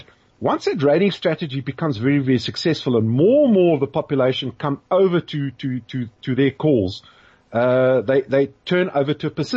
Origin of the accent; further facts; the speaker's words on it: South Africa; we have a history of divisiveness back at home here.